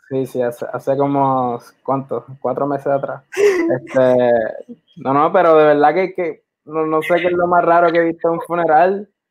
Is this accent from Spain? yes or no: no; San Juan, Puerto Rico; also born or lived in Carolina, Puerto Rico; me considero más de Santurce que de cualquier otro lado